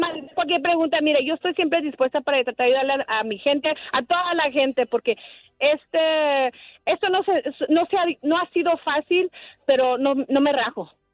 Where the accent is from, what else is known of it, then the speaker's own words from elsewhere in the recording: Los Angeles, California, United States; moved away as an adult; now in Phoenix, United States; Cuando me mudé a Phoenix, porque originalmente soy de Los Ángeles, cuando me mudé a Phoenix hace nueve años